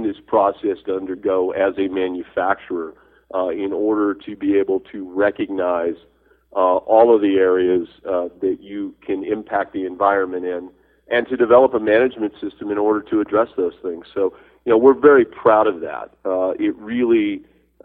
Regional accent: New Mexico, United States; I am from New Mexico

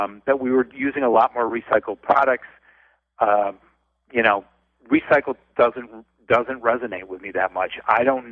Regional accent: Detroit, Michigan, United States; moved away as an adult; now in Los Angeles, United States; I grew up in the Midwest. I grew up with attic fans

